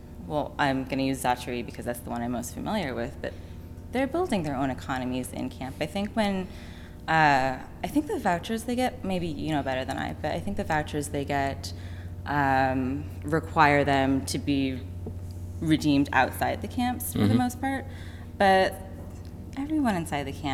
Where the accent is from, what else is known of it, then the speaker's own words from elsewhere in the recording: San Francisco, California, United States; moved away as an adult; also born or lived in London / Paris / New York; I'm from San Francisco